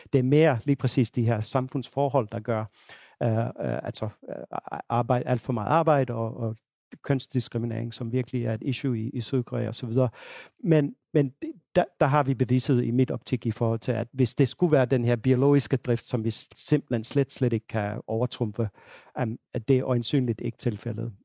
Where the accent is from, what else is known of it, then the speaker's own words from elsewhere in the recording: Finland; now in Denmark; Finland, hvor jeg, hvor jeg kommer fra